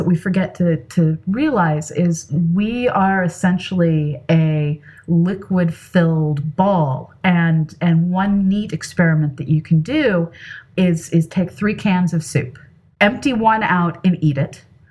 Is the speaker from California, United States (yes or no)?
yes; California, United States; moved away; I grew up in California.